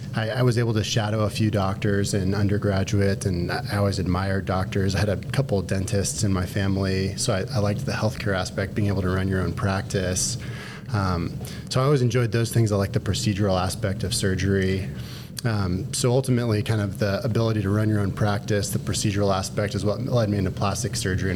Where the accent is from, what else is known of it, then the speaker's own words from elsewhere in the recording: Texas, United States; Well, I'm from Texas. I did all of my training in Texas.